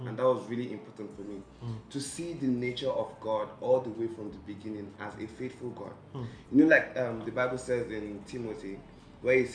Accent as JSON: {"language": "English", "country": "Nigeria", "said": "I'm Nigerian"}